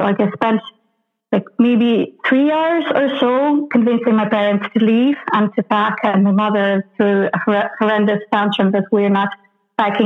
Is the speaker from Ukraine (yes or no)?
yes; Kyiv, Ukraine; I'm native of Kyiv